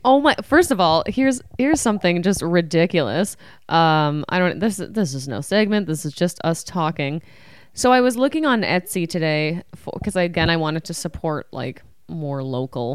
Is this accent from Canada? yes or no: yes; Ottawa, Ontario, Canada; moved away; I'm from Canada." He's like, "Where?" I'm like, "Ottawa."